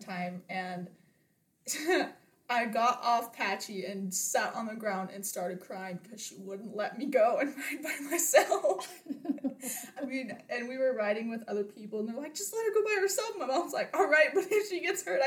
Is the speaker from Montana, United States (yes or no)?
yes; Columbus, Montana, United States; I'm from Columbus, Montana